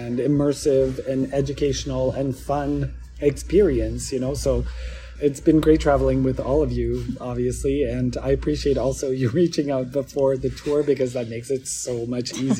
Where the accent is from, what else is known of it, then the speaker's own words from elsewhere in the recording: Montreal, Quebec, Canada; I'm from Montreal, Quebec in Canada. I'm a French Canadian